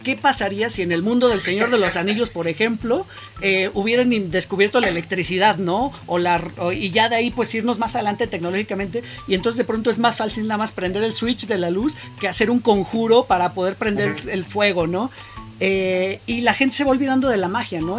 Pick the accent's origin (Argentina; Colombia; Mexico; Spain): Mexico; nosotros como mexicanos